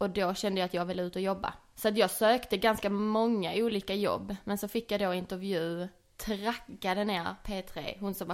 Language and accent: Swedish; Ystad, Skåne, Sweden; accent: Scanian; moved away as an adult; also born or lived in Malmö; från Ystad